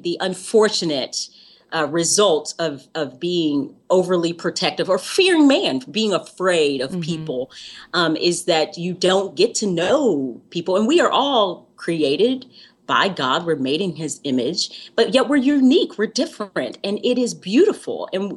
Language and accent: English; the South, United States; I grew up in the South